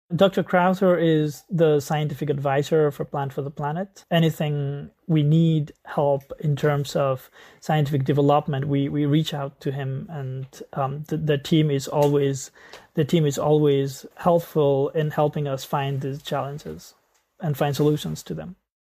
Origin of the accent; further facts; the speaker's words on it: Nepal; I grew up in Nepal